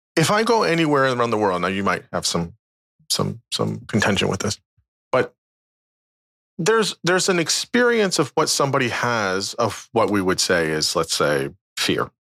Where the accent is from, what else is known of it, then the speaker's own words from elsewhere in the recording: United States; from the United States, yeah, just outside D C